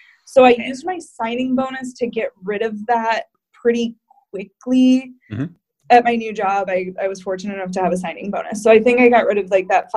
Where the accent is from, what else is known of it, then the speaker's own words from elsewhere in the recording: Davenport, Iowa, United States; moved away; also born or lived in South County, Rhode Island; I'm from Davenport, Iowa